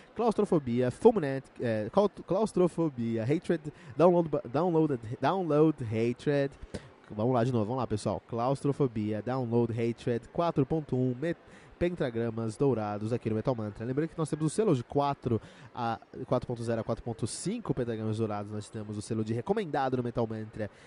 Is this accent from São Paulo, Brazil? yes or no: yes; Cotia, São Paulo, Brazil; eu cresci em Cotia com muitos metaleiros ao meu redor